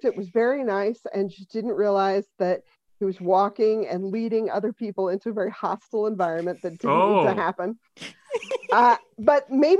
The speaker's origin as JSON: {"language": "English", "town": "Denver", "region": "Colorado", "country": "United States", "tie": "born or raised there", "moved": "yes", "lives_now": "Boston, United States", "said": "I'm originally from Denver, and but I've lived in Boston a really, really long time. I moved here in 1990, but I grew up there"}